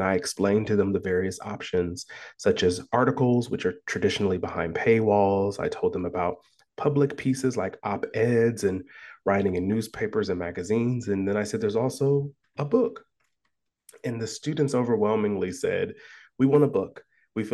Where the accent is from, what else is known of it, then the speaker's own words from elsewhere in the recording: Columbus, Ohio, United States; So I was born and raised in Columbus, Ohio.